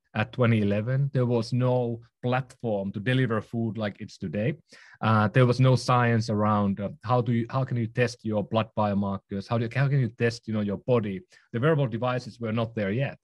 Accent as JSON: {"language": "English", "town": "Oulu", "region": "North Ostrobothnia", "country": "Finland", "tie": "born or raised there", "also_born_or_lived": "Helsinki / London", "moved": "yes", "lives_now": "San Francisco, United States", "said": "I'm from Finland. Um, was born in, uh, in northern Finland, um, in a small town called Oulu."}